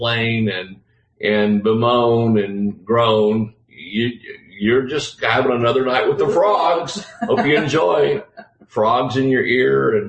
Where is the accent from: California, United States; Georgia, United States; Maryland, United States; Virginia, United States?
Georgia, United States; South; I'm from South Georgia.